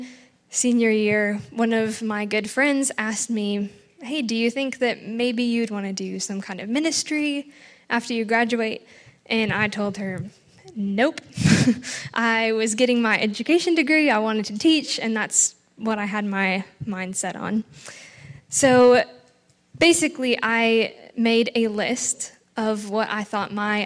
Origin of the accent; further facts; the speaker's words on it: North Dakota, United States; moved away as an adult; also born or lived in Chadron, Nebraska / Middle East; I came here originally from North Dakota, came to CSC to get an education degree.